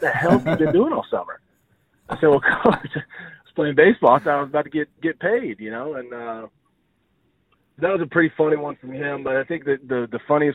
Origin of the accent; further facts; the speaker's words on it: Odessa, Texas, United States; also born or lived in Longview, Texas / Gainesville, Florida; I went to high school in Longview. I grew up in Odessa and then moved right before high school.